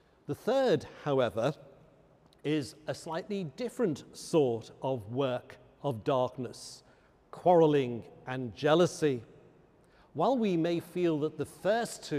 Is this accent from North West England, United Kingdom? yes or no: yes; Liverpool, North West England, United Kingdom; I come from Liverpool